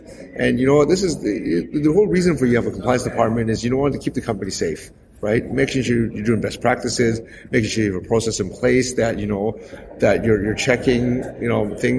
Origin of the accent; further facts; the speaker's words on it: Canada; moved away as an adult; now in Hong Kong; I'm actually originally born and raised in Canada, and I've only just lived in Hong Kong for the last 7 years.